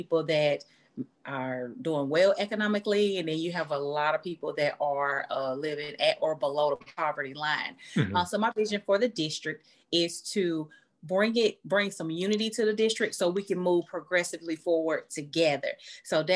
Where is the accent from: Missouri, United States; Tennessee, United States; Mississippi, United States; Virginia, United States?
Tennessee, United States; Chattanooga; I was born and raised in Chattanooga, Tennessee